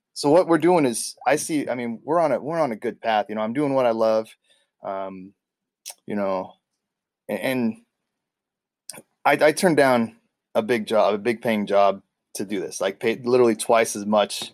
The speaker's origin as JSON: {"language": "English", "region": "California", "country": "United States", "moved": "as an adult", "lives_now": "Ketchikan, United States", "said": "here I am from California"}